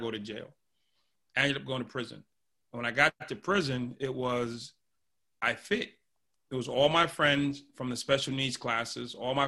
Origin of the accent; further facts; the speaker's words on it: Boston, Massachusetts, United States; I grew up in Boston, Massachusetts, and lived in a house with five brothers and sisters